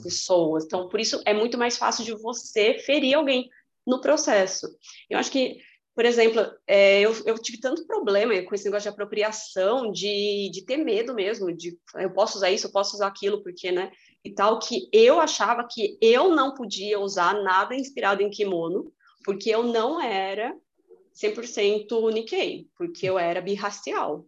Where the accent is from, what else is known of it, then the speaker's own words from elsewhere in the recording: Brazil; eu sou brasileira.